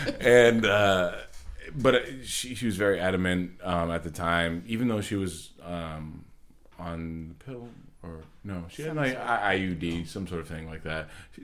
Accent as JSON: {"language": "English", "town": "Old Orchard Beach", "region": "Maine", "country": "United States", "said": "I come from Old Orchard Beach. We call it pricks sometimes."}